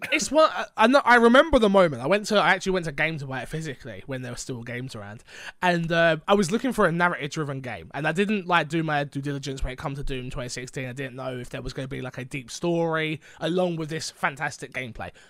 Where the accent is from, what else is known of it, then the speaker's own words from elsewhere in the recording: London, United Kingdom; I'm from London.